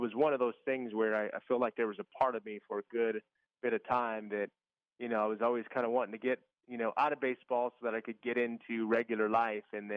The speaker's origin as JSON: {"language": "English", "area": "East Bay area", "region": "Northern California", "country": "United States", "tie": "born or raised there", "said": "I grew up in California, Northern California, in the East Bay area, like east of San Francisco, Oakland"}